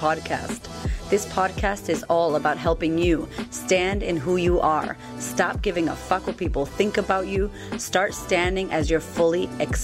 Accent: Boston, Massachusetts, United States; I'm a chick from Boston, from the hood, who had no money, no, I had food stamps, I grew up messed up

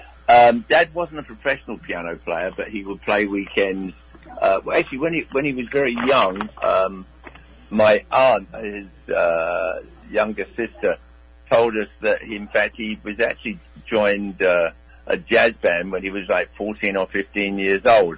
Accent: Hampton Court, London, United Kingdom; now in New York, United States; just down the road from Hampton Court where I was born

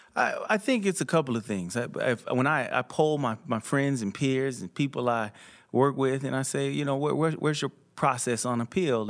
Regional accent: South Florida, United States; when I was growing up in South Florida

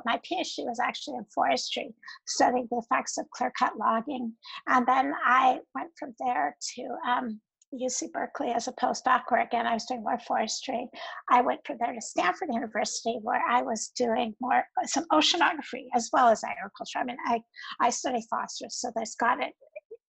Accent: Merritt, British Columbia, Canada; moved away; also born or lived in Kingston, Ontario; I grew up near in Merritt, BC

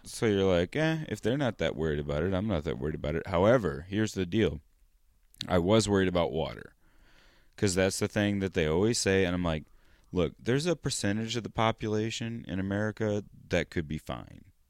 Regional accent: United States; Estados Unidos

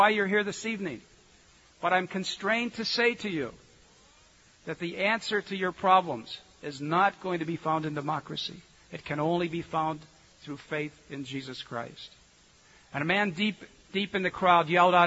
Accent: United States; me being an American

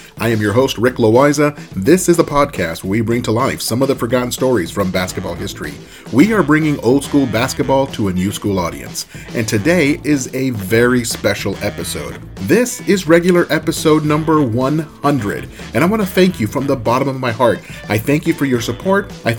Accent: Southern California, United States; I grew up in Southern California

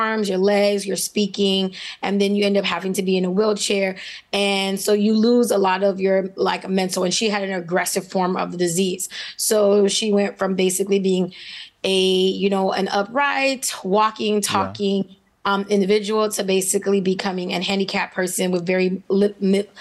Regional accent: Miami, Florida, United States; born and raised in Miami, Florida. I know as I'm a native

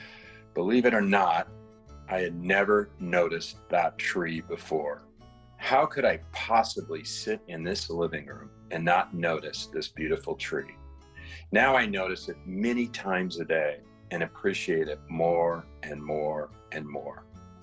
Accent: Southern Illinois, United States; moved away as an adult; also born or lived in Oakland, Berkeley area, California; I was born and raised in Southern Illinois, so I have some affinity to Chicago

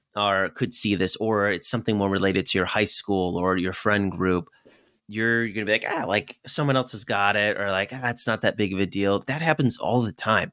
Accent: Clifton, Virginia, United States; I grew up in Virginia, uh, close to a town called Clifton

